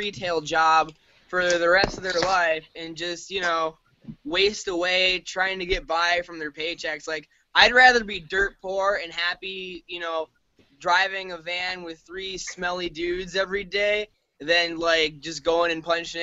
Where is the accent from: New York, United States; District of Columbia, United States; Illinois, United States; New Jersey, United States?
New York, United States; Binghamton; We're from Binghamton, New York.